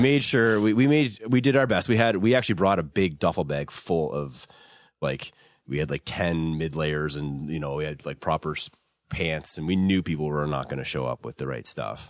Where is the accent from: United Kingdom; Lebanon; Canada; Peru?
Canada; Dartmouth, Nova Scotia; I grew up in Dartmouth